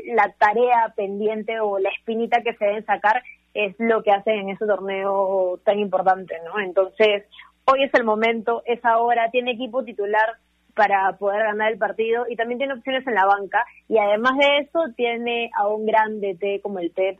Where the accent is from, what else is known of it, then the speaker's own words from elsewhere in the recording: northern Peru, Peru; también soy norteña